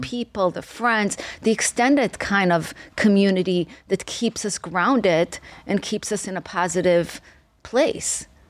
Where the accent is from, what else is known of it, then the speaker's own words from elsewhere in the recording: Israel; moved away; I came to this country from Israel